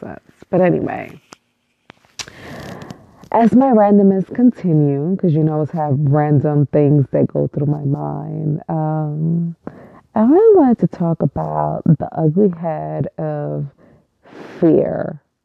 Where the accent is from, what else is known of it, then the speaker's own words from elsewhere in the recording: New York City, New York, United States; I was born and raised in East New York, Brooklyn, which is probably one of the hardest neighborhoods in New York and still really is